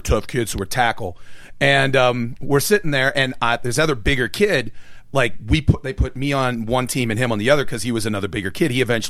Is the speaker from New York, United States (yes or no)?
no; Pittsburgh, Pennsylvania, United States; also born or lived in Texas; when I moved back from Texas, I was in Texas garb, which means basically the jeans were a lot more blue. And then I come back to Pittsburgh in 1987